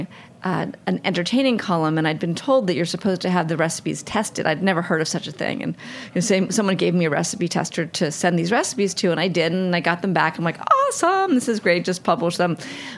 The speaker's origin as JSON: {"language": "English", "town": "New York City", "region": "New York", "country": "United States", "tie": "born or raised there", "said": "I grew up in New York City"}